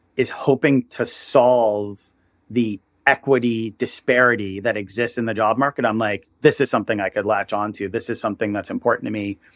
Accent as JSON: {"language": "English", "region": "New York area", "country": "United States", "tie": "born or raised there", "said": "I'm from the New York area"}